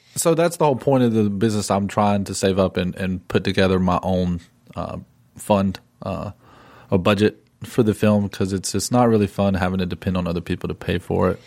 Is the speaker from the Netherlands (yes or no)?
no; Drexel, North Carolina, United States; I grew up in Drexel, North Carolina, and, which is, it literally is a town with one stoplight